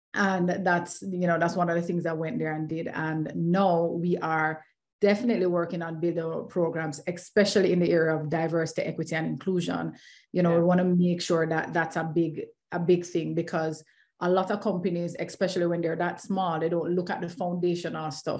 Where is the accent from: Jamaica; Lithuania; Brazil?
Jamaica; Kingston; I am Jamaican, always waving the flag very, very proudly uh, mm-hmm. from right in the heart of Kingston, Jamaica